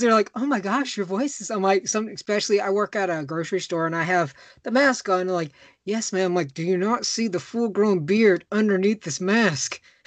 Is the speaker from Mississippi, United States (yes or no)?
no; Macon, Georgia, United States; I'm like the middle of Georgia. I'm from Macon